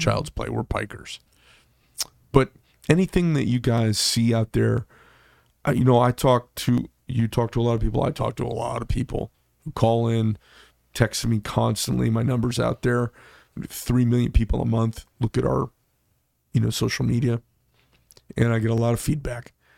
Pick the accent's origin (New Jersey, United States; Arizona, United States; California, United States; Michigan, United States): Arizona, United States; Scottsdale; I grew up in Scottsdale when it was a horsey, it was a horsey town